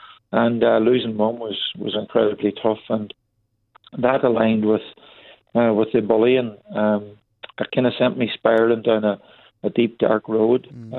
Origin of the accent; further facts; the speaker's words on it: Donegal, Ulster, Ireland; growing up in Donegal.